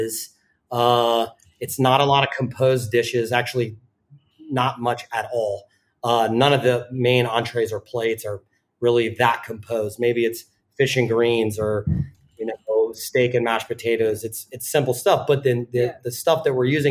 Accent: the South, United States; moved away as an adult; also born or lived in Richmond; now in New York, United States; I grew up in the South

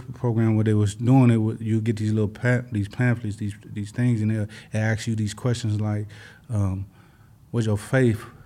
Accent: Los Angeles, California, United States; I'm from

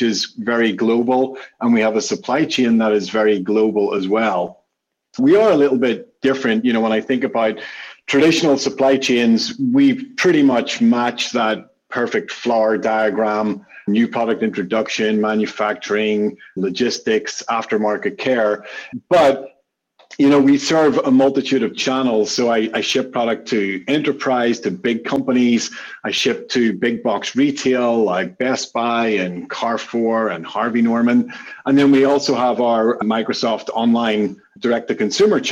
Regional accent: Belfast, Northern Ireland, United Kingdom; I'm from Belfast in Northern Ireland.

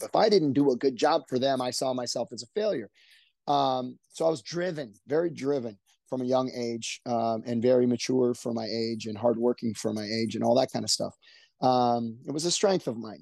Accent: Orange County, California, United States; We grew up in Orange County

